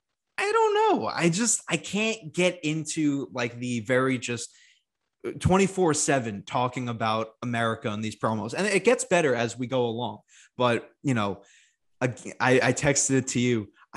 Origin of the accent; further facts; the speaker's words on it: United States; I'm the American here